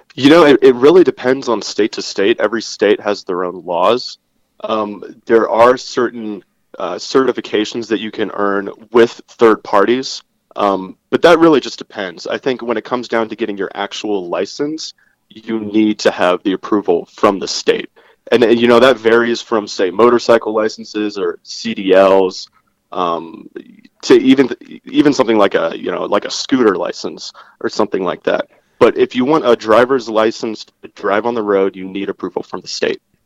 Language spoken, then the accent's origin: English; Virginia, United States; my home state of Virginia